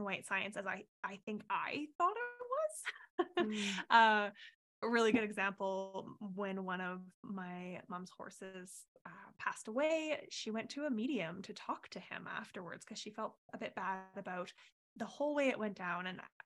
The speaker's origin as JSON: {"language": "English", "town": "Canmore", "region": "Alberta", "country": "Canada", "tie": "born or raised there", "also_born_or_lived": "Calgary", "said": "I grew up in Canmore in Alberta, so in the mountains. I was lucky enough to be born and raised there and lived there until I was 18"}